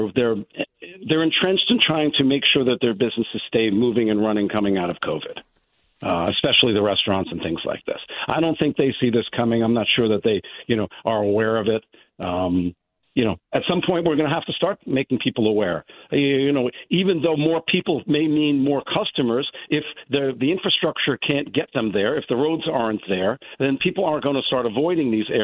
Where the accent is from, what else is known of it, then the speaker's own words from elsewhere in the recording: New York City, New York, United States; now in Westport, United States; I'm originally from the Bronx